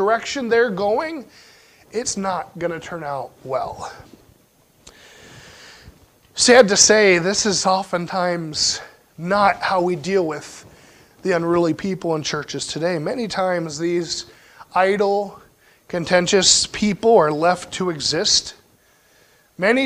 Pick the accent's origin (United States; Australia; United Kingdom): United States; Pennsylvania; Growing up in Pennsylvania, we had a lot of freezing rain in the wintertime